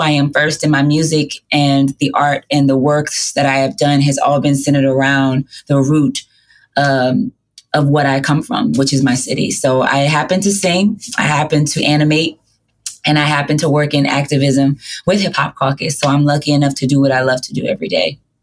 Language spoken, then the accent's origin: English; New Orleans, Louisiana, United States; I'm born and raised in the Lower Ninth Ward of New Orleans, Louisiana